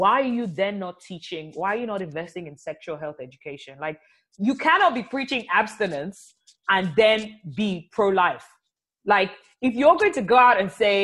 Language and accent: English; Nigeria; I'm also from Nigeria where there's a lot of violence against women.